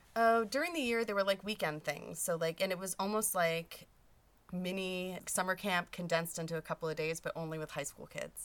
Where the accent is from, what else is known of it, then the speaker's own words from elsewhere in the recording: Fresno, California, United States; I grew up in Fresno